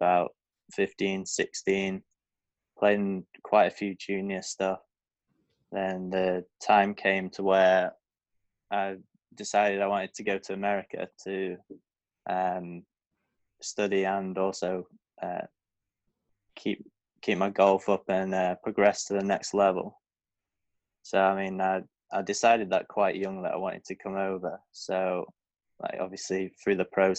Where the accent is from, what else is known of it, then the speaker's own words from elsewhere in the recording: Blackpool, North West England, United Kingdom; I'm from Blackpool, England.